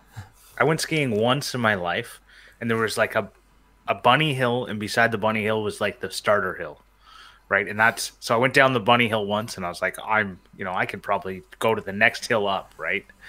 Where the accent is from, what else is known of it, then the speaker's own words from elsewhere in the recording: Canada; I'm from Canada. For those who don't know, uh, I live in the the great country of Canada